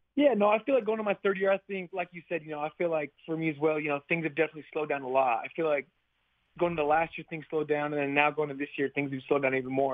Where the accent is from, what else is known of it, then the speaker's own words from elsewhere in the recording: Utah, United States; moved away as an adult; now in Seattle, United States; growing up in Utah